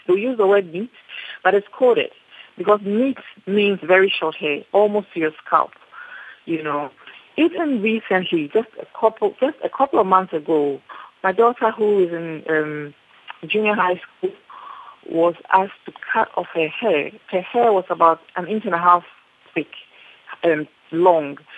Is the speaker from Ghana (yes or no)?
yes; Ghana; I am Ghanaian